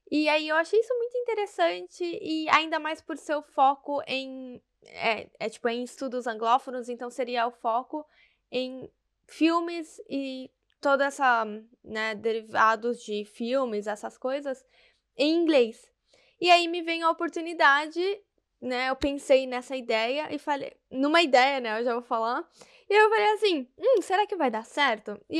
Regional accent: Salvador, Bahia, Brazil; moved away as an adult; also born or lived in São Paulo; sou nordestina, não tenho mais o sotaque, mas eu nasci em Salvador, na Bahia, morei lá até o que, uns nove anos, depois eu me mudei para São Paulo

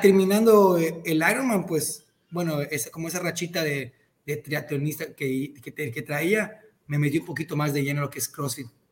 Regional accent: Cozumel, Quintana Roo, Mexico; moved away as an adult; now in Mérida, Mexico; yo soy de Cozumel, Quintana Roo, pero ahorita vivo en Mérida, llevo viviendo acá cuatro, cinco, dos mil dieciocho, me vine para acá

